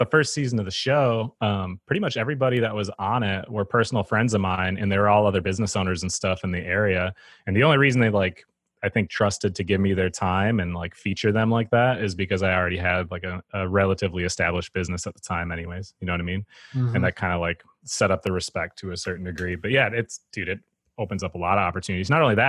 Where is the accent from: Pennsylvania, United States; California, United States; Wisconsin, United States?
Wisconsin, United States; Eau Claire; I'm from Eau Claire, Wisconsin. It's a town that's like 90 miles east of Minneapolis